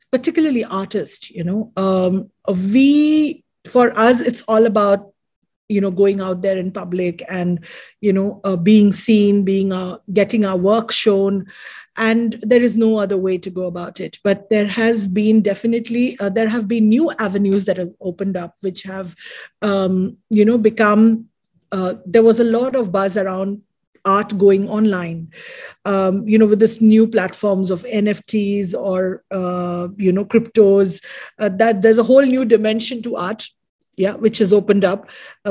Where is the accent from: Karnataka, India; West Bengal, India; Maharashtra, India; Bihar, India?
Maharashtra, India; Mumbai; moved away as an adult; now in Dubai, United Arab Emirates; I am born and brought up in India, Mumbai, and right now currently living in Dubai, based in Dubai